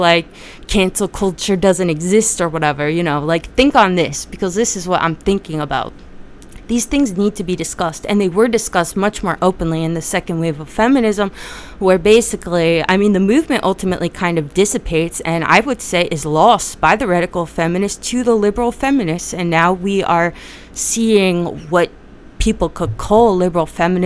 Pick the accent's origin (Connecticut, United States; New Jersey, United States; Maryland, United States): New Jersey, United States; I'm from Jersey